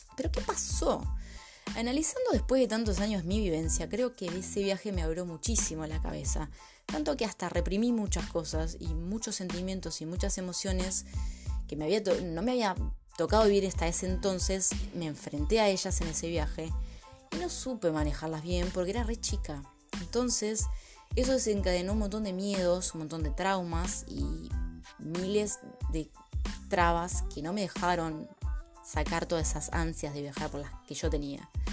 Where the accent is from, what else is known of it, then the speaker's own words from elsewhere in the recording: Buenos Aires, Argentina; moved away as an adult; soy argentina, nacida y criada en la ciudad de Buenos Aires